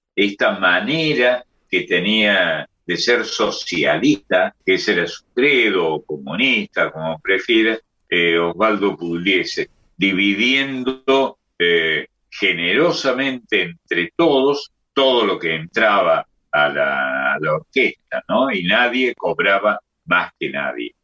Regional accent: Córdoba, Argentina; accent: Cordoban tonada; esta tonada en su vivaja que tenemos los, los cordobeses, esta manera de hablar, es de por sí graciosa en todos, menos en mí, que soy no solo de Córdoba, sino además del barrio San Vicente

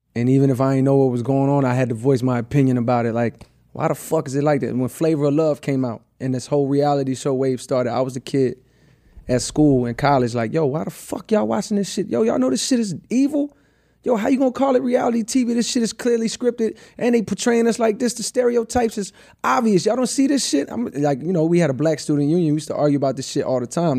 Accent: the South, United States; I'm from the South, so it's like I came up around …

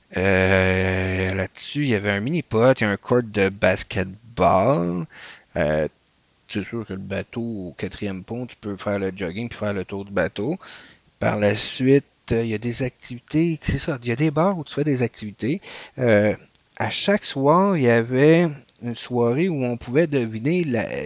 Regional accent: Canada; Nous autres, on venait du Canada.

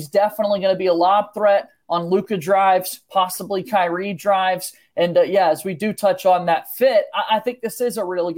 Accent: the South, United States; growing up in the South, in Braves country, big-time Braves fan

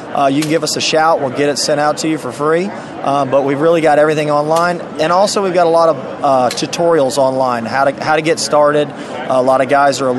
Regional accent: Jacksonville, Florida, United States; now in Oviedo, United States; So originally from Jacksonville, moved down to the central part of the state.

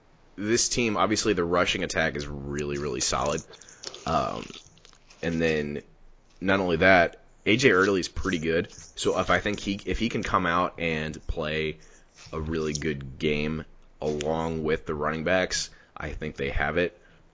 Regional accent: Ohio, United States; now in Portland, United States; No, I'm from the middle You're of nowhere, Ohio.

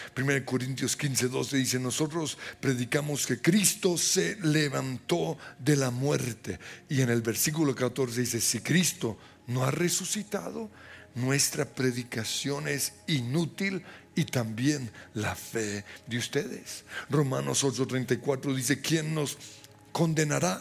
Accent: Colombia; Somos chichas colombianos

